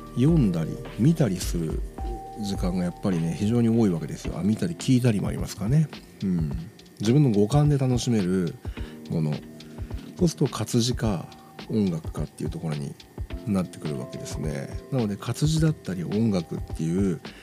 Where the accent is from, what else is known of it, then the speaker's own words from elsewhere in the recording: Nagoya, Aichi, Japan; 地元名古屋